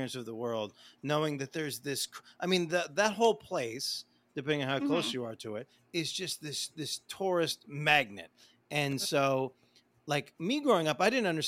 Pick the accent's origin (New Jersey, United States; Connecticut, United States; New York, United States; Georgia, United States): New York, United States; I grew up in New York